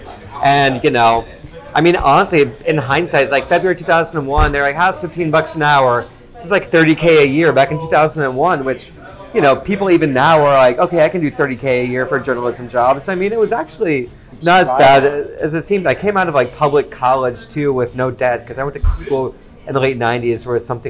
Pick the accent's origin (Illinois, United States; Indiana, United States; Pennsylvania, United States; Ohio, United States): Ohio, United States; Dayton; also born or lived in Rochester, New York / West Virginia; now in New York City, United States; I was born in Rochester, New York, grew up in West Virginia and Dayton, Ohio.